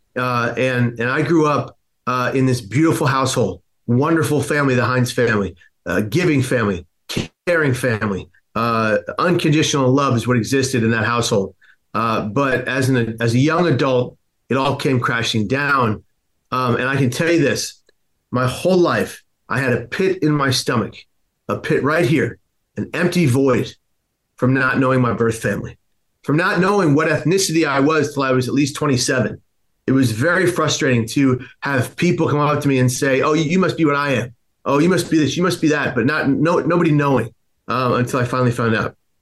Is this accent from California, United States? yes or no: yes; San Francisco, California, United States; I was born in the Tenderloin district of San Francisco